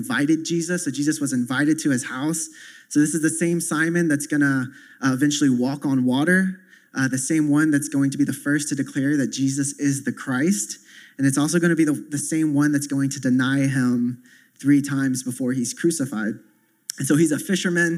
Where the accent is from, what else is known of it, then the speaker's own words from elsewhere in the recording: the South, United States; I come from the South where you have like five different denominations on the same block